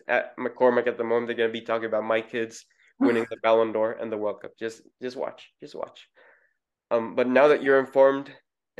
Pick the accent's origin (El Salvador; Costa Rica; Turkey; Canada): El Salvador; first language Spanish; English is a second language; also born or lived in Florida; now in United States; I'm from El Salvador. You know, it's a country that's really passionate about sports.